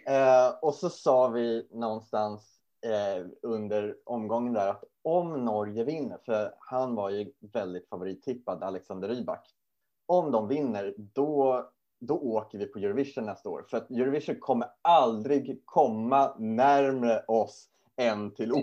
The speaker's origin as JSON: {"language": "Swedish", "country": "Sweden", "said": "we're not from uh, Germany, we're from Sweden"}